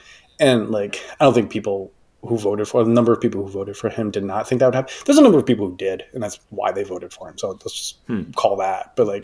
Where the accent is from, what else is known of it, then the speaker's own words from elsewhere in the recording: California, United States; though locally sourced, because I'm a Californian.